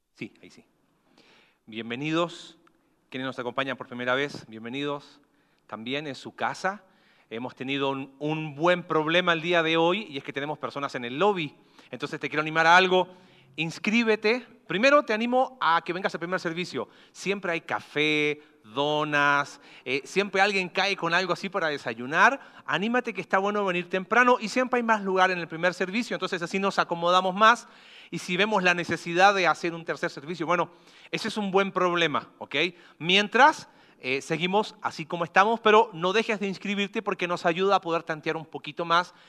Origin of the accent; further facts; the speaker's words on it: Coquimbo, Chile; ¿de dónde eres tú? De Coquimbo.